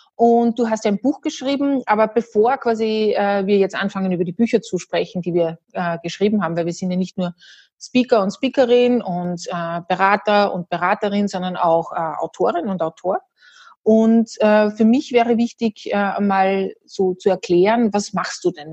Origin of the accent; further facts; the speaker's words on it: Salzburg, Austria; ich bin Österreicherin, Salzburgerin, ursprünglich mit holländischen Wurzeln